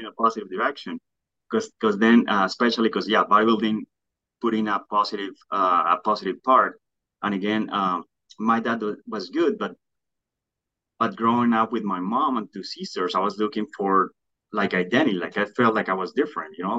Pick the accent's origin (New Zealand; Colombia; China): Colombia; moved away; I grew up in Colombia